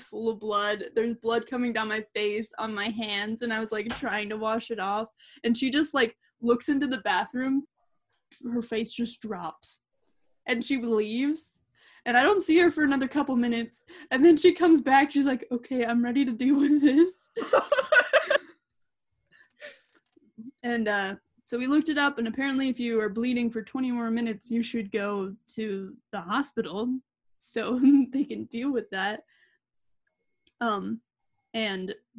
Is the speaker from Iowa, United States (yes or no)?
yes; Iowa, United States; moved away as an adult; also born or lived in Utah / Idaho / Florida; But my family moved to Iowa, and Iowa is weirdly humid. Like the part that I lived in.